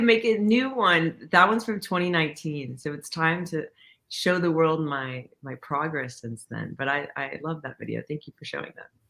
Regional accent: Coppell, Texas, United States; born or raised there; also born or lived in Irving, Texas / Dallas, Texas

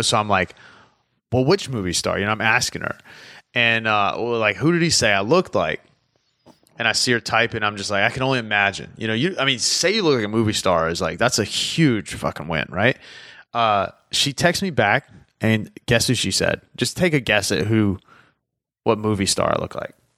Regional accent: the South, United States; I'm from the South

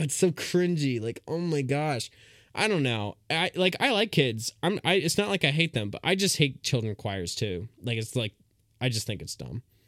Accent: United States; I'm an American

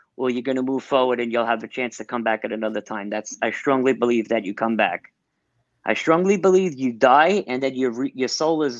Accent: New York City, New York, United States; growing up on Staten Island

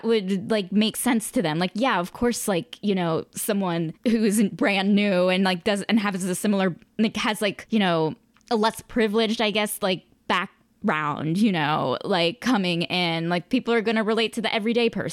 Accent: United States; I'm from the United States

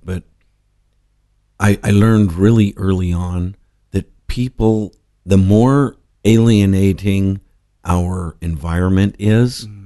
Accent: Los Angeles, California, United States; also born or lived in Whittier; I grew up in a suburb of Los Angeles okay. in the East Side.

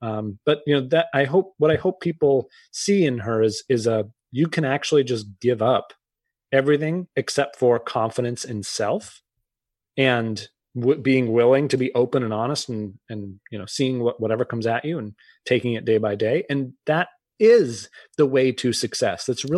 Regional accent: Massachusetts, United States; And I grew up outside of Boston. I had several family members go.

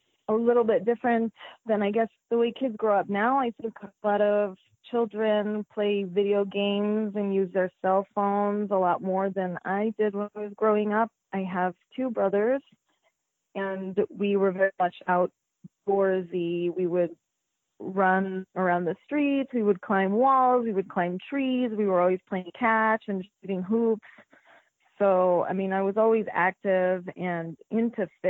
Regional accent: Las Vegas, Nevada, United States; also born or lived in Philippines; Las Vegas is my home. I was born here, born and raised in Las Vegas

